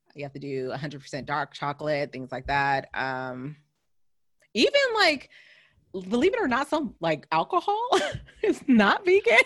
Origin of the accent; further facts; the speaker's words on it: California, United States; now in East Coast, United States; as I was growing up in California, you're always in the sun